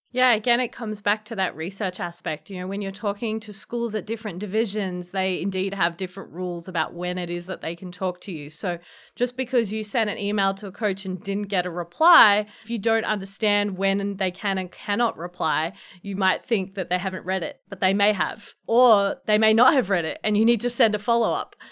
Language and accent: English; Melbourne, Victoria, Australia; moved away as an adult; now in Providence, United States; growing up in Australia